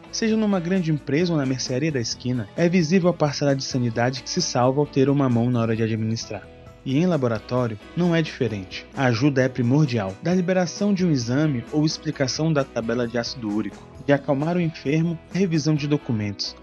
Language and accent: Portuguese; Brasília, Federal District, Brazil; eu sou de Brasília, né? no caso nós estamos em Brasília aqui.